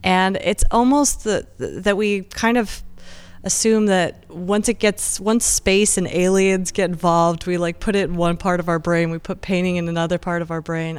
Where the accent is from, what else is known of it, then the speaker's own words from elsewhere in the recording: Encinitas, California, United States; moved away; also born or lived in San Diego / London; I was born, like, in Encinitas, grew up in Encinitas